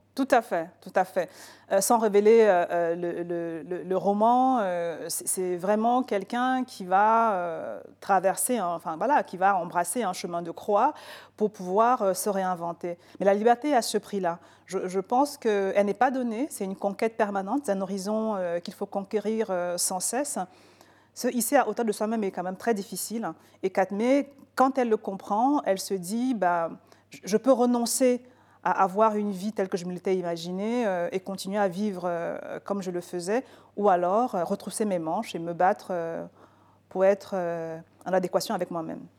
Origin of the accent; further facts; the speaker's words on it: Cameroon; Je suis née, j'ai grandi au Cameroun